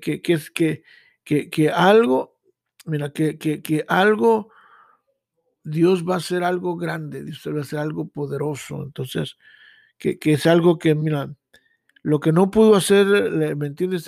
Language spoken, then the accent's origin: Spanish; Mexico; now in United States; yo vengo de México, yo vengo con un sueño